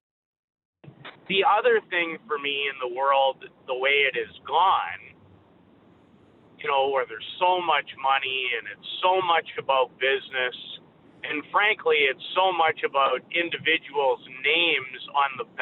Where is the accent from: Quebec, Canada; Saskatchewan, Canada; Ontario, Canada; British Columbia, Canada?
Saskatchewan, Canada; Saskatoon; growing up in Saskatoon